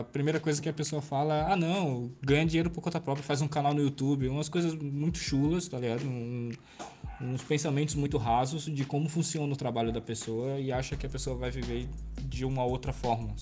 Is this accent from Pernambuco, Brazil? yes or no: yes; Pernambuco, Brazil; also born or lived in São Paulo; Eu nasci em São Paulo, mas eu sou criado aqui em Pernambuco. Então eu me considero ah, pernambucano.